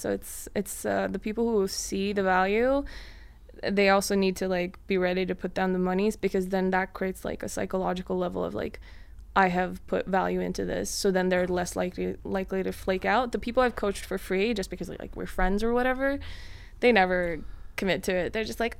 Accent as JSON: {"language": "English", "country": "Mongolia", "also_born_or_lived": "Sweden", "said": "yes, I'm from Mongolia, yes, I'm from Sweden"}